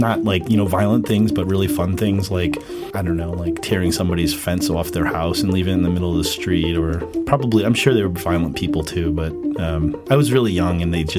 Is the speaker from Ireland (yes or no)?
no; Rhode Island, United States; Well, Rhode Island, I don't know how much you know about Rhode Island, but Rhode Island is a really weird place. Even within New England, it's kind of the black sheep of New England.